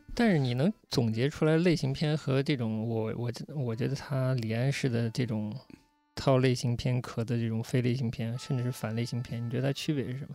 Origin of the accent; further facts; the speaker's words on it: China; 我也是中国人嘛